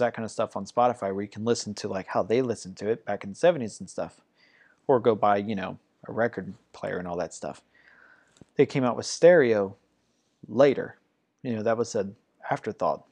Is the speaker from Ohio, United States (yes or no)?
yes; Ohio, United States; moved away; also born or lived in Georgia; I grew up in Ohio